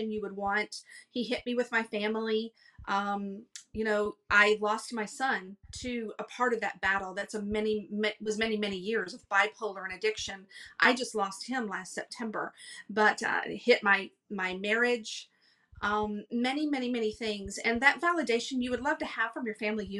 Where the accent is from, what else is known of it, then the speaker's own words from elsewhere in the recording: Texas, United States; moved away as an adult; also born or lived in Los Angeles, California; We moved from Texas. I had never lived outside of Texas ever.